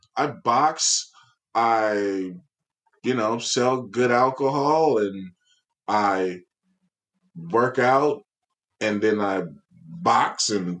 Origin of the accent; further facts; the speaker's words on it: San Francisco, California, United States; Born and raised in San Francisco.